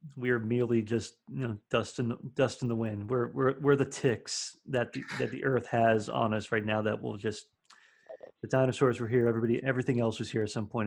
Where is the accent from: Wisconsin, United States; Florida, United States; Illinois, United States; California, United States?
Florida, United States; Miami; now in Nashville, United States; I'm from Florida originally, so I would get Gulf oysters all the time, being in like the Miami area. So I grew up eating